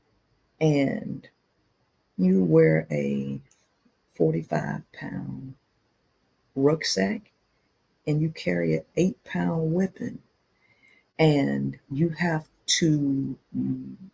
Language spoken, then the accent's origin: English; Shreveport, Louisiana, United States; I grew up in Shreveport, Louisiana